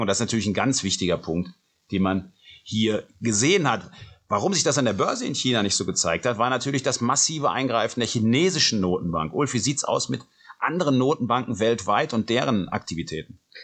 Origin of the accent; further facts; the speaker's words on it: Cologne, North Rhine-Westphalia, Germany; ich komme ja aus Köln, aus einer, ähm, ja, aus einer der Hochburgen des Karnevals